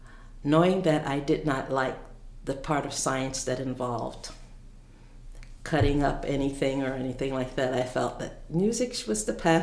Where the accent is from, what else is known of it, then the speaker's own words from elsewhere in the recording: Philadelphia, Pennsylvania, United States; I grew up in Philadelphia